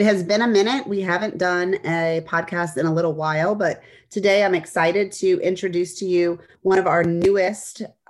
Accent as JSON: {"language": "English", "town": "New Orleans", "region": "Louisiana", "country": "United States", "tie": "born or raised there", "said": "As someone who's never lived anywhere else, I like to hear that people just fall in love with our city."}